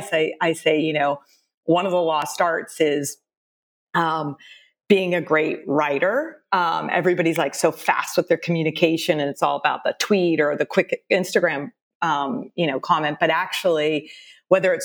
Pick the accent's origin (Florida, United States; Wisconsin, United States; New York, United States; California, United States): California, United States; San Jose; also born or lived in Austin, Texas / Cupertino, California; I was born in San Jose, but we spent 7 years in Austin, Texas, my family, from fourth grade to about a sophomore in high school.